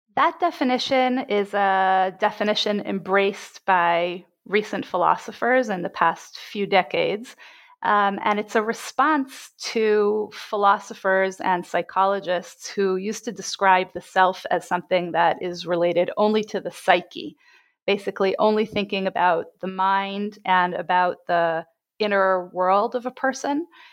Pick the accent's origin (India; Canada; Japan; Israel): Israel; Jerusalem, Jerusalem District; I was born and bred in Jerusalem.